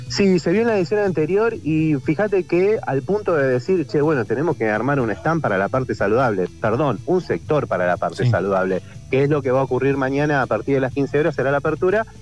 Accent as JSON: {"language": "Spanish", "town": "Rosario", "region": "Santa Fe", "country": "Argentina", "moved": "yes", "lives_now": "Entre Ríos, Argentina", "said": "yo soy de Rosario, pero vivo en Entre Ríos"}